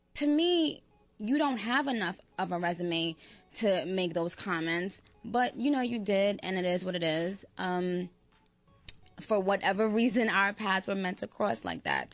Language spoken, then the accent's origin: English; New York, United States; I grew up in New York